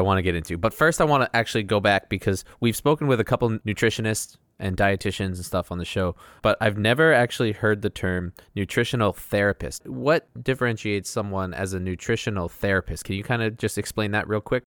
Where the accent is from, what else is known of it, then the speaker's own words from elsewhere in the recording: Rindge, New Hampshire, United States; also born or lived in Rhode Island; I grew up landlocked in New Hampshire, in, uh, Ringe, New Hampshire